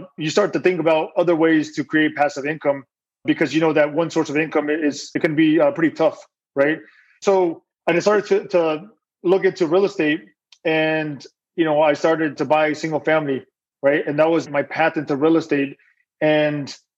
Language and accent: English; outside Houston, Texas, United States; I grew up in Texas, right? Just a little outside of Houston